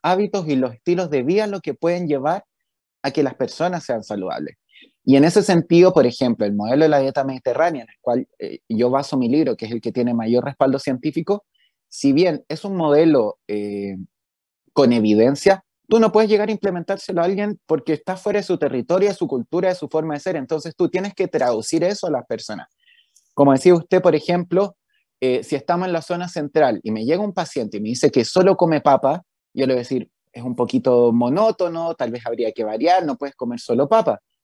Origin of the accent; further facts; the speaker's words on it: Viña del Mar, Valparaíso, Chile; moved away as an adult; also born or lived in Santiago / New York; yo soy de Viña, entonces me vine a ir solo a Santiago